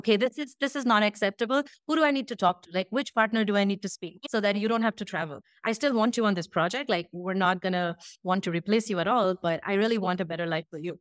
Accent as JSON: {"language": "English", "country": "India", "also_born_or_lived": "Brazil / United States / Indonesia", "moved": "as an adult", "said": "we made the move back to India, and this is where I live now in Bangalore"}